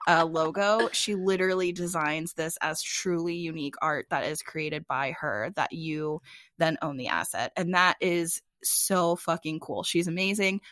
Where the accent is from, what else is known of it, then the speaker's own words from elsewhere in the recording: United States; now in Phoenix, United States; I'm from the Chesapeake Bay area